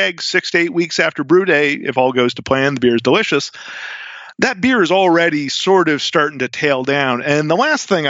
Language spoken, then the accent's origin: English; New England, United States; I'm from New England